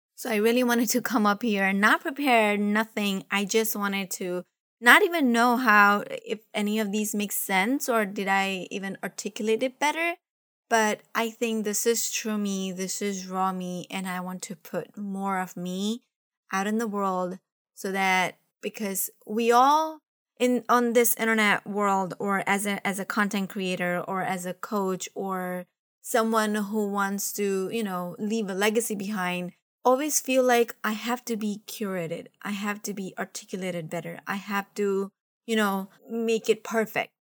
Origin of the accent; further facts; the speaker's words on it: Mumbai, Maharashtra, India; now in United States; I was from Mumbai